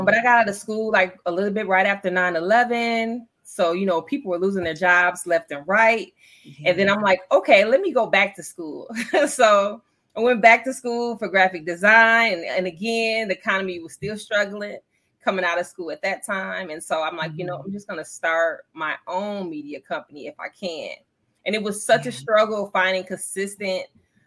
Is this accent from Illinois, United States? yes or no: yes; Joliet, Illinois, United States; I was from the Midwest